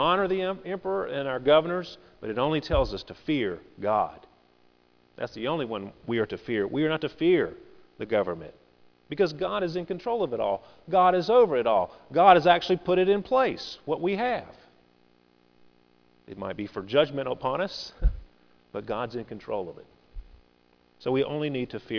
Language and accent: English; United States; we are Americans